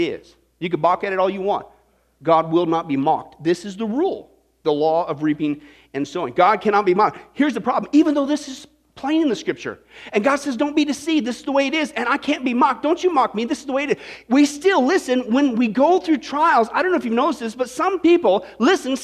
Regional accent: Kansas, United States; I grew up in Kansas

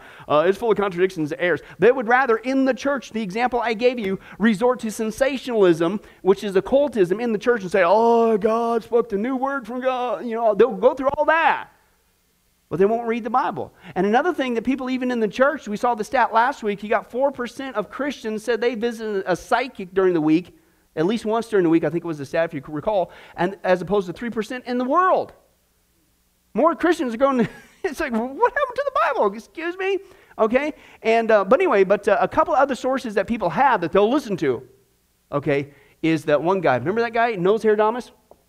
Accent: Kansas, United States; born or raised there

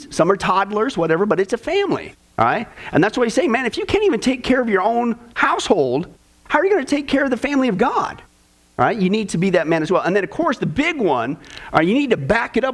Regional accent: Kansas, United States; growing up in Kansas

